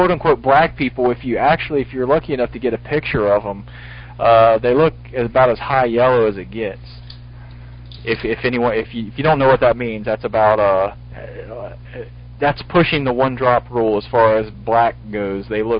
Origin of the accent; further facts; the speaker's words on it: the South, United States; also born or lived in Carolinas; Hey, I'm from the South.